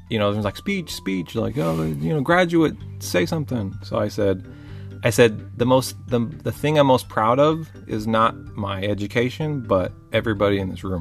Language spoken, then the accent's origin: English; California, United States; I'm from California, you're from Florida, we met in the middle in Texas and we found each other.